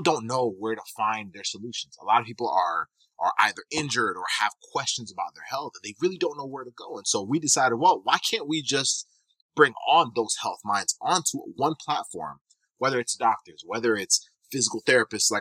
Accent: Kenya; also born or lived in Michigan, United States; now in Tampa, United States; I'm actually originally from East Africa. I was born in Kenya, came to the U.S. in 2000, and from there I lived in Michigan for a number of years

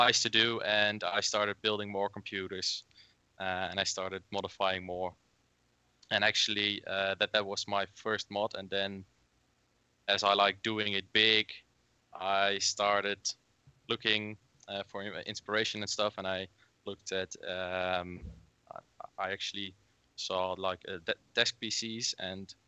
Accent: Netherlands; I'm from the Netherlands.

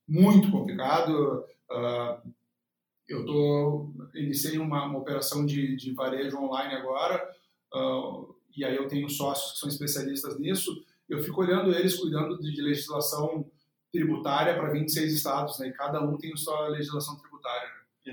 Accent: Porto Alegre, Rio Grande do Sul, Brazil; sou natural de Porto Alegre, uh, nascido no Hospital Luiz de Vento

